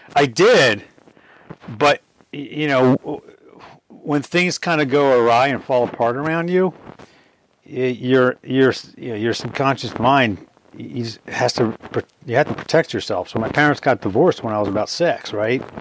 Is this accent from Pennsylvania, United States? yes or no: yes; Springfield, Pennsylvania, United States; I grew up in Springfield, Delaware County